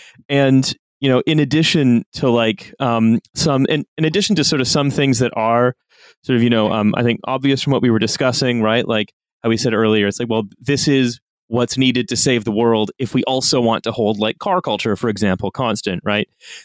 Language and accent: English; Canada; as a Canadian